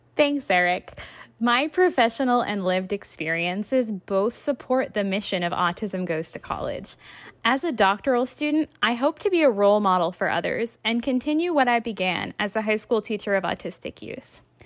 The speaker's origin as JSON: {"language": "English", "region": "Massachusetts", "country": "United States", "tie": "born or raised there", "said": "my home state of Massachusetts"}